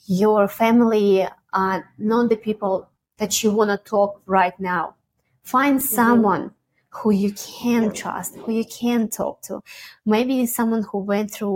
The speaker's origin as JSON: {"language": "English", "country": "Russia", "tie": "born or raised there", "moved": "yes"}